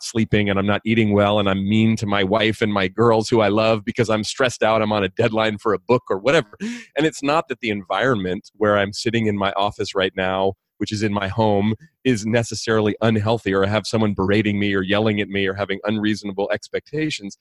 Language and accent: English; California, United States; I grew up here in California, not far from where I live now